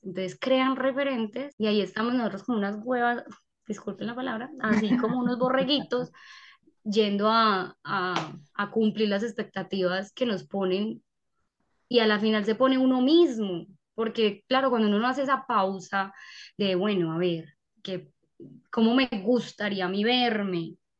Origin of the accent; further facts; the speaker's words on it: Paisa, Antioquia, Colombia; nosotros los paisas